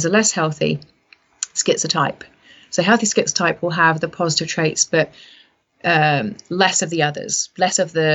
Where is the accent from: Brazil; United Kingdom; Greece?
United Kingdom; so I'm British, I came from that background